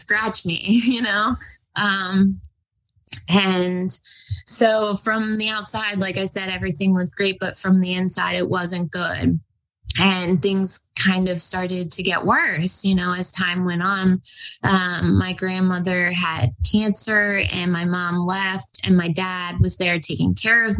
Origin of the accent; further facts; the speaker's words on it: New York City, New York, United States; moved away; also born or lived in Florida / Los Angeles, California; I was born in New York City in 1990. I lived in Manhattan on the Upper East Side